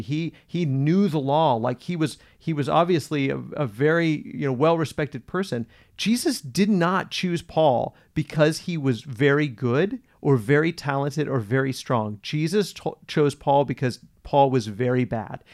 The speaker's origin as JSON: {"language": "English", "country": "United States", "said": "I'm an American."}